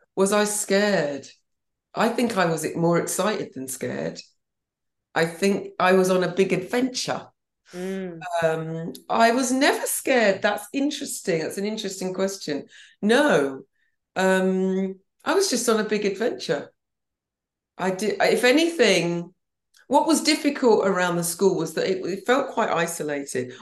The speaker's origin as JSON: {"language": "English", "town": "Banbury", "region": "South East England", "country": "United Kingdom", "tie": "born or raised there", "also_born_or_lived": "London / Helsinki", "moved": "as an adult", "lives_now": "St Leonards-on-Sea, United Kingdom", "said": "I was brought up in Banbury and it's lovely."}